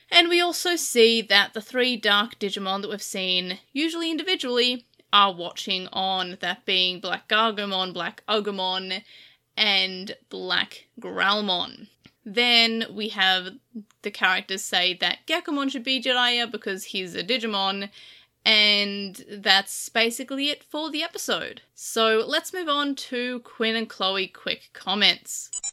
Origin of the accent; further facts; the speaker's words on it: Australia; I am Australian